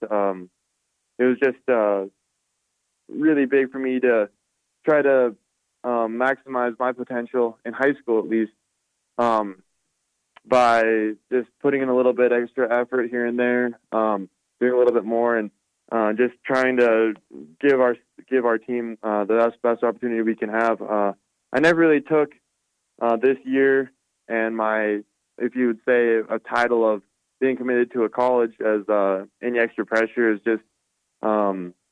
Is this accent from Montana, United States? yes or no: yes; Butte, Montana, United States; it's a good question for kids growing up in Butte